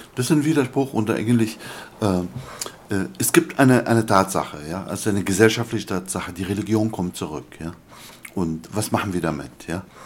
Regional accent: Damascus, Damascus Governorate, Syria; first language Arabic; German is a second language; also born or lived in Germany; now in United Kingdom; ethnisch bin ich ein, ein, ein Araber aus Damaskus

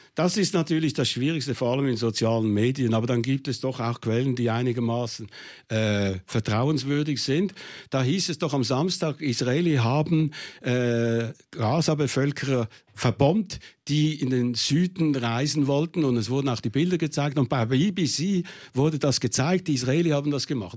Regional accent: Switzerland; ich als Schweizer Panzersoldat

